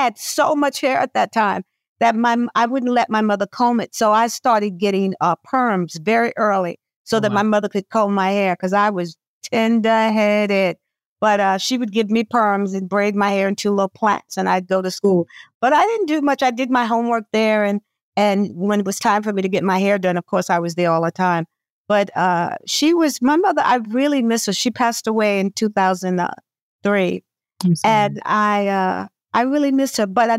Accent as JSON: {"language": "English", "town": "New York City", "region": "New York", "country": "United States", "tie": "born or raised there", "also_born_or_lived": "Charlotte, North Carolina", "said": "I grew up in Bed-Stuy"}